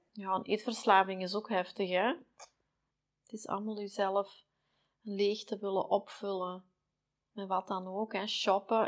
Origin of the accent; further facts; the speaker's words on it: Belgium; wij doen zoveel wegmoffelen als Belgen